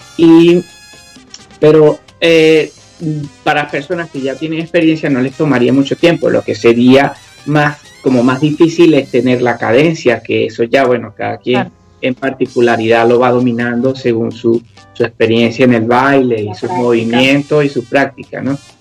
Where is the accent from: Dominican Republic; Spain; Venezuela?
Venezuela; accent: Venezuelan; now in United Kingdom; hablamos español, o sea, hablamos igual nuestro acento venezolano